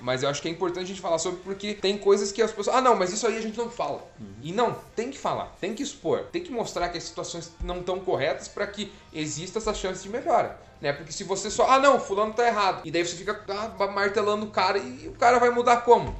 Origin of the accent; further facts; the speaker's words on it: Pitanga, Paraná, Brazil; na época de escola, assim, é, a gente... Pitanga tinha muitos bairros